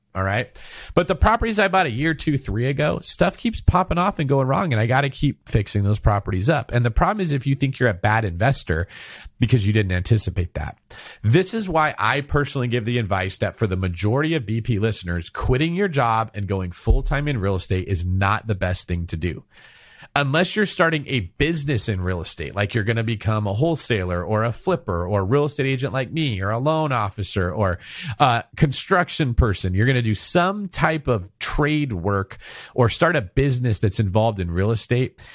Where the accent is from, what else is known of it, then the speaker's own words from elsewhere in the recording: Manteca, California, United States; where I went to junior college and very close to where I grew up in Manteca.